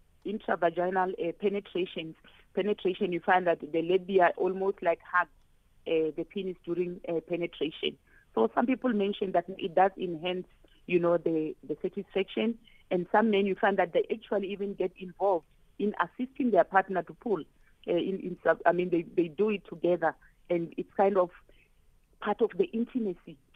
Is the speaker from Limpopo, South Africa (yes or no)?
yes; Limpopo, South Africa; I'm from Limpopo.